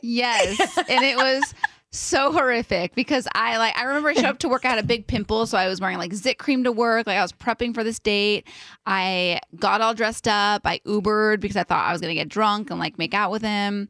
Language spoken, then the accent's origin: English; Bay Area, California, United States; now in Los Angeles, United States; we grew up in the Bay Area together